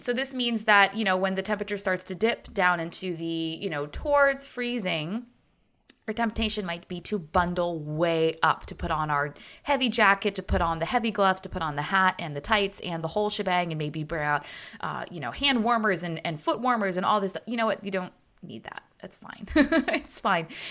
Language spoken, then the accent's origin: English; United States; as a American